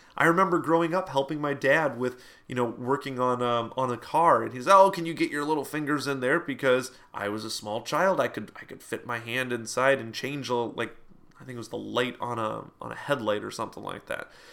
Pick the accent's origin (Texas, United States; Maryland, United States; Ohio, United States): Ohio, United States; Toledo; in my hometown here, uh, Toledo area